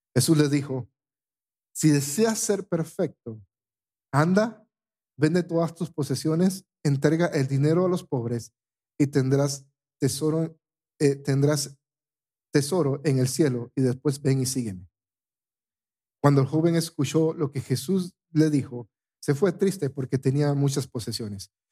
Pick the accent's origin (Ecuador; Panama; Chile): Panama; moved away; en mi país